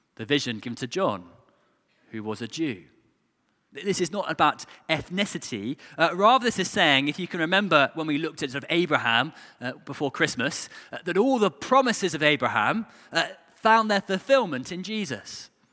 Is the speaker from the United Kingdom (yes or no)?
yes; England, United Kingdom